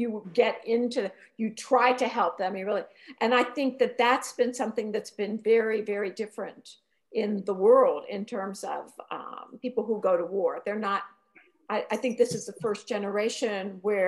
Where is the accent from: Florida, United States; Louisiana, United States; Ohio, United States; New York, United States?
Ohio, United States; Youngstown; Youngstown, Ohio, my hometown